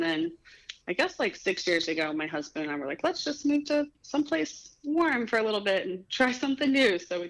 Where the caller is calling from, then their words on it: Florence, Kentucky, United States; Currently, I'm in Florence, Kentucky, which is outside of Cincinnati, Ohio. But I just moved back here. This is where my family's from.